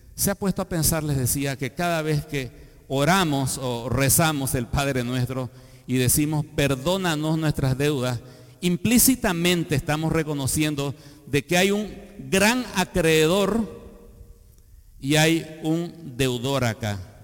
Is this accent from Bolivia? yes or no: yes; Bolivia; Soy boliviano por el nacimiento natural